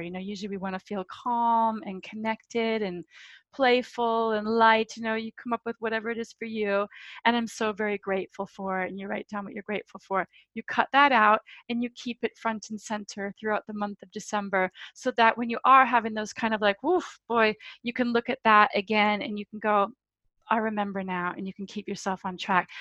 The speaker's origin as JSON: {"language": "English", "country": "United States", "moved": "yes", "lives_now": "London, United Kingdom", "said": "I'm American"}